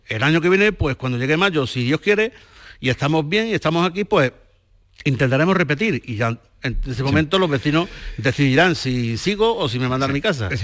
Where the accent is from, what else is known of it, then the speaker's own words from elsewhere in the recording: Gaucín, Andalusia, Spain; mi pueblo